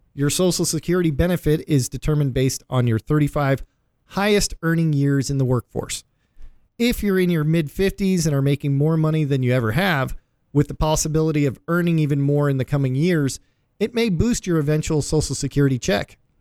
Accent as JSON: {"language": "English", "town": "Cleveland", "region": "Ohio", "country": "United States", "tie": "born or raised there", "said": "my hometown, Cleveland"}